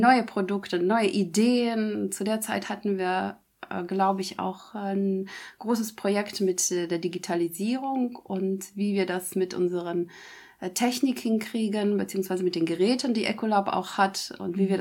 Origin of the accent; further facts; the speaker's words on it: Germany; hier bei uns in Deutschland